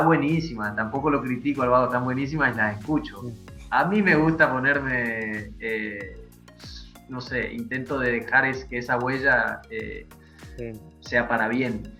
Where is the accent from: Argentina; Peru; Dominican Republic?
Argentina